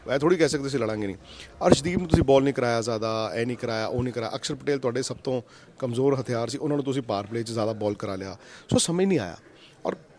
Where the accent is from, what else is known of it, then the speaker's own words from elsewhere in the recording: India; ਮੈਂ ਇੰਡੀਅਨ ਹੈਗਾ